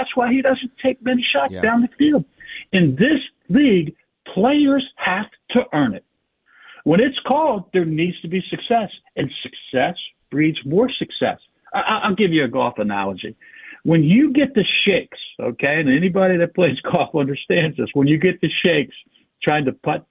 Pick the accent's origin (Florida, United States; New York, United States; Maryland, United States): Maryland, United States; Bowie; he's coming from right down the street, my hometown, Bowie, Maryland. You know, I thought about visiting my mom and walking over to his house